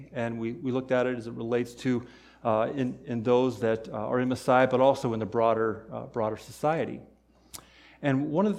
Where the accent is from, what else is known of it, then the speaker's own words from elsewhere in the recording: Ohio, United States; now in Michigan, United States; who I am as someone from Ohio ministering in Michigan.